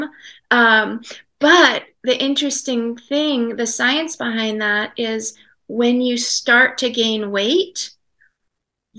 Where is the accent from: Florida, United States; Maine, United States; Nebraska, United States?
Maine, United States; I live in Maine. I grew up in Maine.